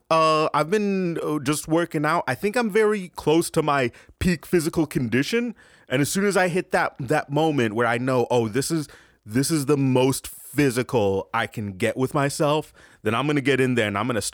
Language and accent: English; Passaic, New Jersey, United States; Oh, I'm originally from Passaic, New Jersey. But I've been traveling this country finding the best places to train.